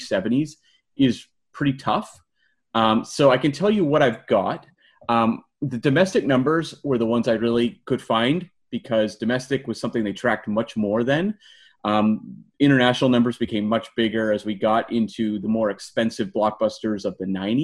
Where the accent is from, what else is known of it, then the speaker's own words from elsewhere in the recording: Canada; accent: Canadian; That's my Canadian accent.